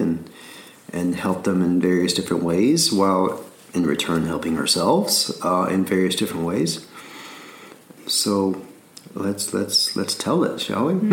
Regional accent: Alabama, United States; I'm from Alabama.

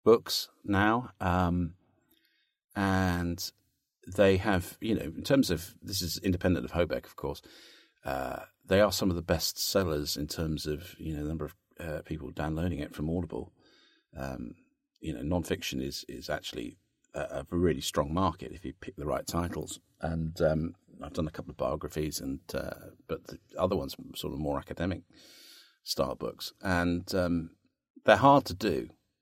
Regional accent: Cambridge, East of England, United Kingdom; Cambridge United, which was one of my teams, my hometown team

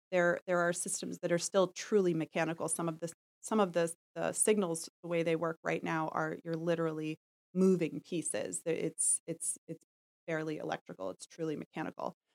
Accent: New York City, New York, United States; I was born in Manhattan, I grew up in, in Park Slope, I've lived in the city a long time

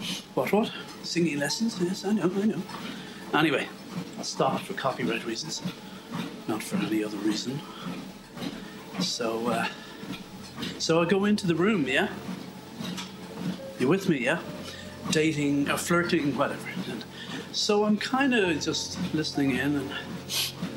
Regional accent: Ireland; I'm Irish

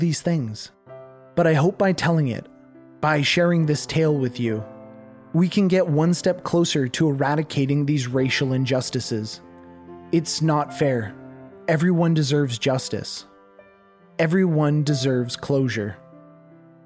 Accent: Canada; As a Canadian, we learn about the Underground Railway

